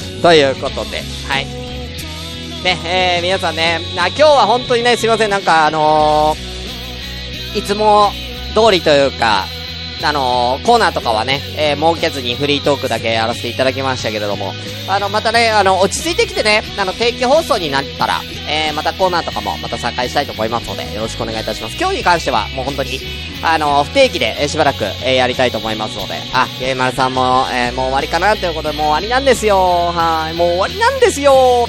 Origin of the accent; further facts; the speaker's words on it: Tokyo, Japan; moved away as an adult; 東京出身だから